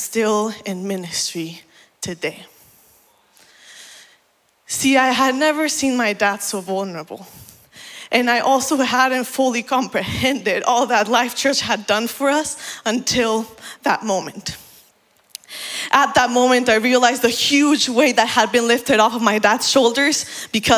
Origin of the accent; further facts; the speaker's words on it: Mexico; moved away; also born or lived in Puebla, Mexico / Oaxaca, Mexico; the church I grew up in back in Mexico. In 2017, my family and I were living in a city called Puebla